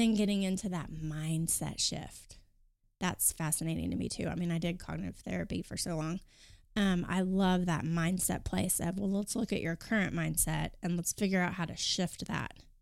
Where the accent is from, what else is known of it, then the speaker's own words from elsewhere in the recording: Kingfisher, Oklahoma, United States; I grew up in a small town northwest of Oklahoma City, Kingfisher